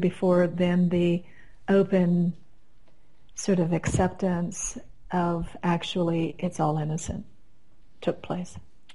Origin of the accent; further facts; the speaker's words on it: Midwest, United States; moved away as an adult; also born or lived in Kansas; now in Colorado, United States; I came from the Midwest, and my husband and I were still living there